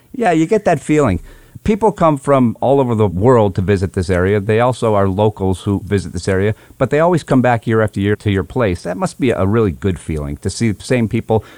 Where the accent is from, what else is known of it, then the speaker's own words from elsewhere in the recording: Hatfield, Massachusetts, United States; moved away; I'm actually back home today and my hometown of Hatfield, Massachusetts, which is considered the asparagus capital of the world